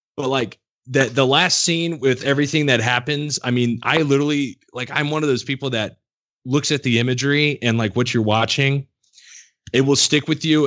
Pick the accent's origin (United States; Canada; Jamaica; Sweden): United States; also born or lived in Illinois side of St. Louis area; now in Missouri, United States; I grew up around St. Louis, like all my life